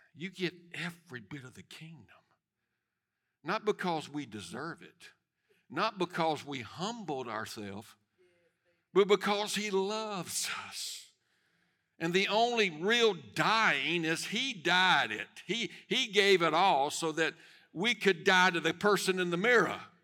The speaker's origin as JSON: {"language": "English", "country": "United States"}